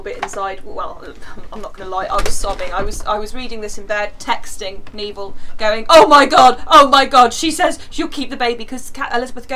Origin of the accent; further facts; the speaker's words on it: England, United Kingdom; as an English woman